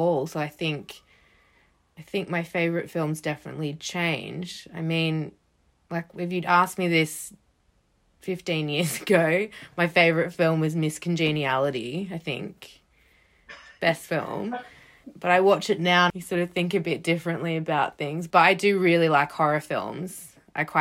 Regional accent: Australia; now in United Kingdom; I grew up in Australia

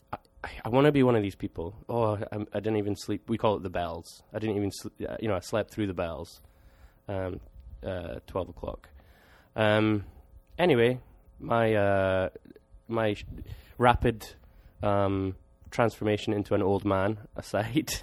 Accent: Scotland, United Kingdom; me being Scottish

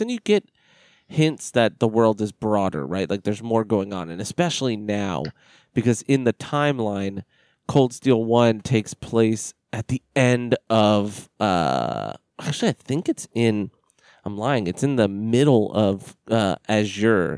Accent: United States; I'm as American as they come

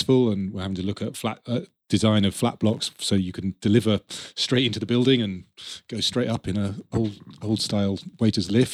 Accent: Yorkshire and the Humber, United Kingdom; as a Yorkshire lad

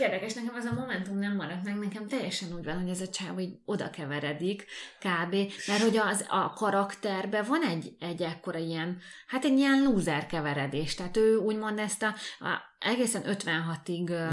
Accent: Hungary; moved away as an adult; now in Budapest, Hungary; mind a ketten egy vidéki városból jöttünk, a Dávid egy nagyobbból, én egy kisebből

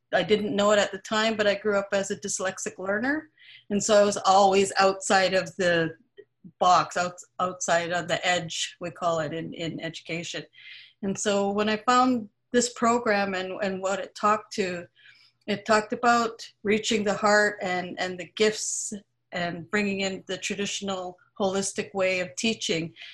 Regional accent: Vancouver, British Columbia, Canada; I'm from the Musqueam Band here, um, where UBC actually sits

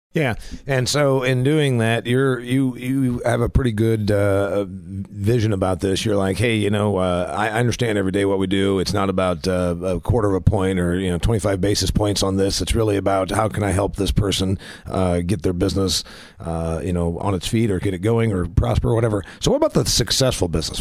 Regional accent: Huntington, United States; First Federal Bank in my hometown of Huntington

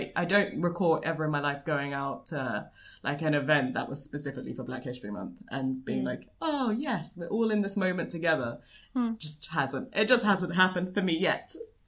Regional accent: London, United Kingdom; I'm a Londoner

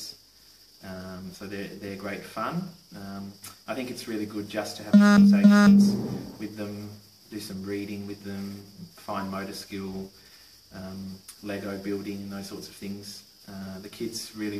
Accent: Tasmania, Australia; I'm from Tasmania, Australia.

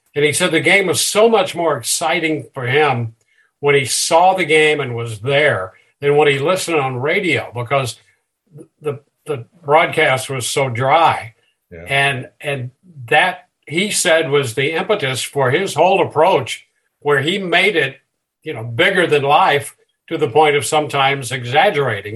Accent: St. Louis area, Illinois side, United States; I grew up in the Midwest, St. Louis area on the Illinois side

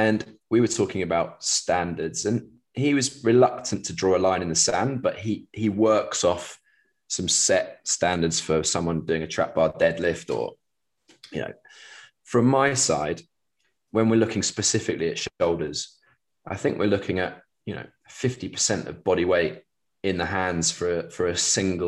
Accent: England, United Kingdom; as an Englishman working in the US with baseball teams

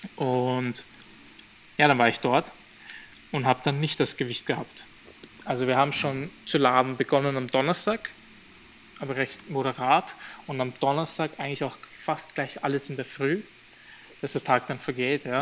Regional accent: Graz, Styria, Austria; also born or lived in Albania; I'm born in the same city like him

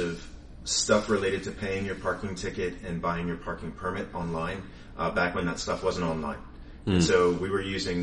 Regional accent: Philadelphia, Pennsylvania, United States; moved away as an adult; also born or lived in Santa Barbara, California / Washington, D.C.; now in Houston, United States; I'm from Philadelphia. I grew up there.

